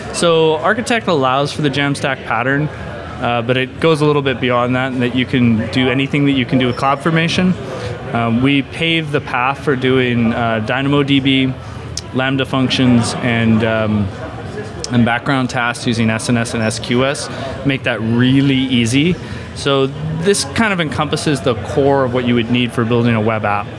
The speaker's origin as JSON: {"language": "English", "country": "Canada", "said": "as a Canadian"}